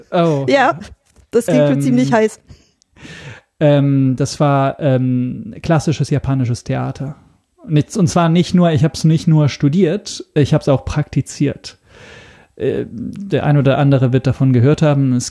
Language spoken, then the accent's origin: German; Italy; German is a second language; ich komme ursprünglich aus Italien. Ähm, das ist erstmal Europa, insofern also nichts Neues. Aber ähm, deshalb, deshalb ist auch mein Deutsch nicht fehlerfrei. Ich bin kein Muttersprachler.